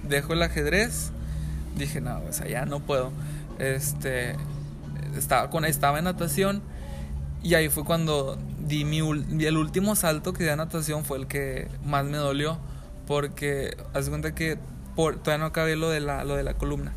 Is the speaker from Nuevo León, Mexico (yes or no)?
yes; San Pedro Garza García, Nuevo León, Mexico; Yo soy de San Pedro.